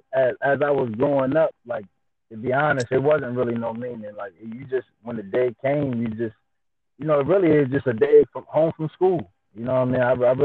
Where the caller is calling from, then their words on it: Princess Anne, Maryland, United States; I'm calling in from Princess Anne, Maryland. A lot of people don't know where that is, but it's a small town in Maryland.